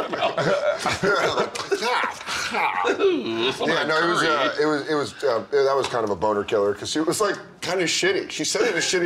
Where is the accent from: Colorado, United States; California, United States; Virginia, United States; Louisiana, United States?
Colorado, United States; moved away; I'm from Colorado. We don't have Wawas. We have Loafin' Jugs.